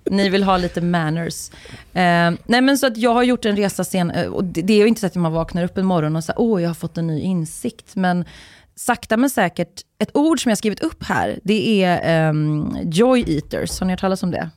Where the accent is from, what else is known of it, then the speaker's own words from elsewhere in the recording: Uddevalla, Västra Götaland, Sweden; jag är ju från, jag är uppvuxen i Uddevalla